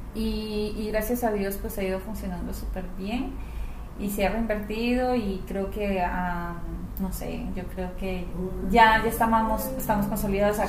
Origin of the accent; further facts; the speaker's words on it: Colombia; also born or lived in Ecuador / United States; now in Chile; yo nací en Ecuador, criada en Colombia, mayor parte de mi vida, Estados Unidos y Chile.